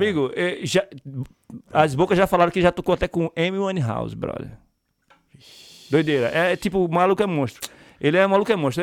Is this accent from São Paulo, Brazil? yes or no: no; Pernambuco, Brazil; now in Ireland; eu sou de Pernambuco